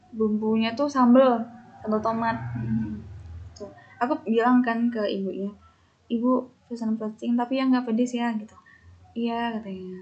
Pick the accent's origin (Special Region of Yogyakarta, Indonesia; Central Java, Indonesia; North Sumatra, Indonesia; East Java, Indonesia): Special Region of Yogyakarta, Indonesia; Yogyakarta; moved away as an adult; also born or lived in Jakarta; now in Mataram, Indonesia; Aku sebagai orang Jogja